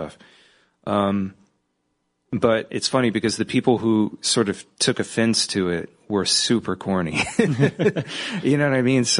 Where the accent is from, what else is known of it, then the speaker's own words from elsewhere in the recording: California, United States; I'm from California